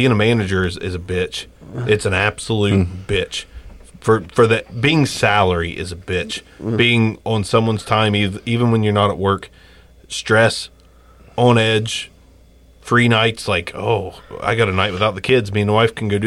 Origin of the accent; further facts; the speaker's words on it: Jackson, Ohio, United States; We're from Jackson